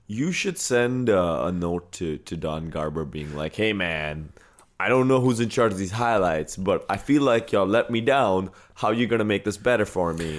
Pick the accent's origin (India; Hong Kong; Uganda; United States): India; But I'm Indian. I got the Indian head bobble